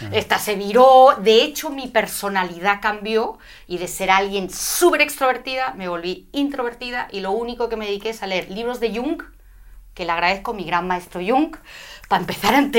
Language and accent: Spanish; Madrid, Community of Madrid, Spain; moved away as an adult; also born or lived in London, United Kingdom / United States; Sí, soy madrileña, nací en Madrid